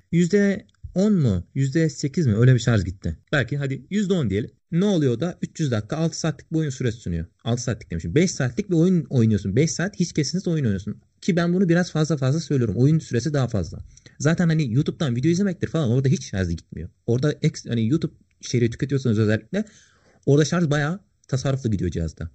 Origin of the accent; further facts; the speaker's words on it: Kütahya, Turkey; also born or lived in Sakarya; Memleketim Kütahya.